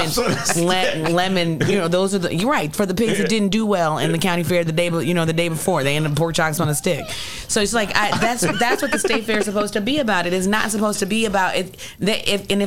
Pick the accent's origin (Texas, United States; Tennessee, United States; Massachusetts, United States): Tennessee, United States; Nashville; now in Illinois, United States; I was born in Nashville, Tennessee, and my family's all from Nashville, Tennessee.